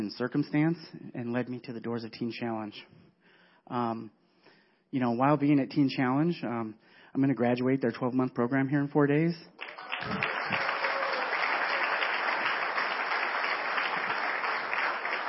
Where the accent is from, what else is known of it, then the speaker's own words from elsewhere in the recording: California, United States; moved away as an adult; now in Wisconsin, United States; I was born and raised in California.